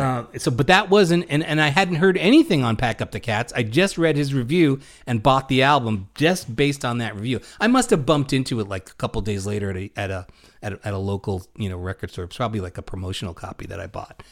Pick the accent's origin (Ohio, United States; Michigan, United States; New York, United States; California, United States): New York, United States; New York City; us growing up in Brooklyn